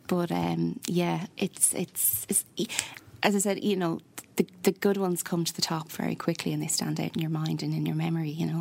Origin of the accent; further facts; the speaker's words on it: Athlone, Leinster, Ireland; also born or lived in Dublin; now in Galway, Ireland; I'm originally from Athlone, so halfway okay. to everywhere, middle of nowhere.